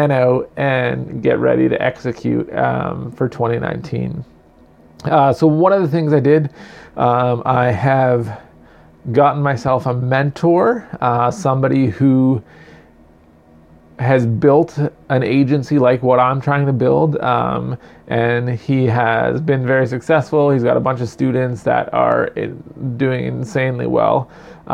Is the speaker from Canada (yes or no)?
yes; Canada; I'm quintessential Canadian